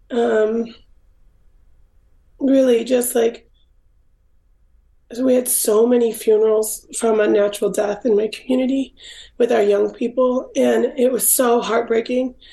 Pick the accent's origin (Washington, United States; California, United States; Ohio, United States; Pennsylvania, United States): Washington, United States; Swinomish tribe; also born or lived in Los Angeles; I was raised in the Swinomish tribe in Washington State, and my dad's tribe is Tulalip